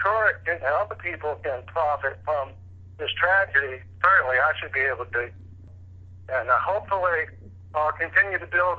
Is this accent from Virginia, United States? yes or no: yes; Charlottesville, Virginia, United States; I was born here in Charlottesville in 1964